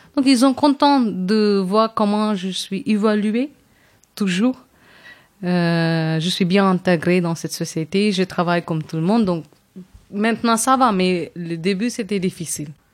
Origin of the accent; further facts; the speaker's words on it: Chennai, Tamil Nadu, India; French is a second language; moved away; also born or lived in Kerala; je viens d'une ville qui s'appelle Chennai, qui est capitale de Tamil Nadu, qui est la région plus grande au sud de l'Inde